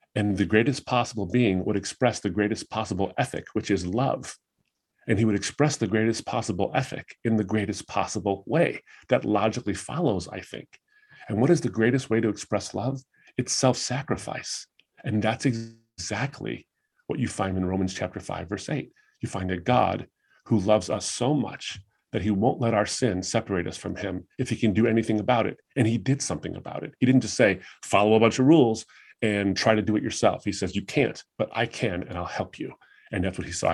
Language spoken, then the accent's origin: English; United States; I was raised in the United States